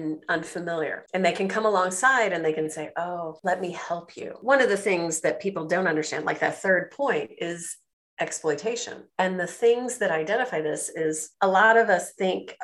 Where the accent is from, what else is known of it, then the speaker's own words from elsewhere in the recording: United States; moved away as an adult; also born or lived in China; I'm an American